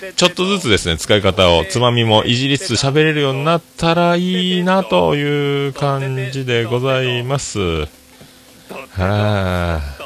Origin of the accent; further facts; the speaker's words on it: Fukuoka, Japan; accent: Hakata-ben; 博多弁の中におる